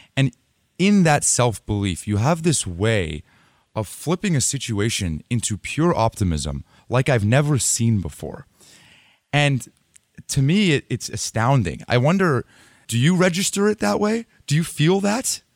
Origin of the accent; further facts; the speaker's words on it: Los Altos, California, United States; I'm from here. I'm from Los Altos